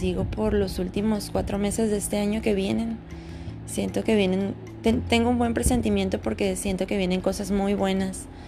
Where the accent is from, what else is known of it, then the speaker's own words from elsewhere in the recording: Sonora, Mexico; moved away; vengo de Sonora, donde hace un infierno